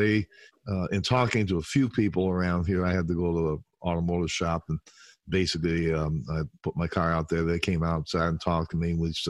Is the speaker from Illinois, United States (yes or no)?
yes; Chicago, Illinois, United States; also born or lived in Sturgeon Bay, Wisconsin; We are from Chicago primarily. …, …, and I are all mainly from the Chicago area, though I am hunkered down way up in northern Wisconsin in Sturgeon Bay.